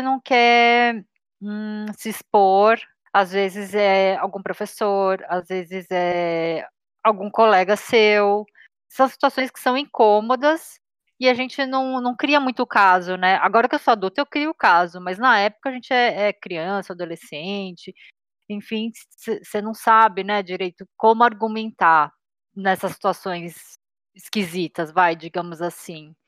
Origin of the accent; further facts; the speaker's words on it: Brazil; eu nasci no Brasil e sou descendente de sul-coreanos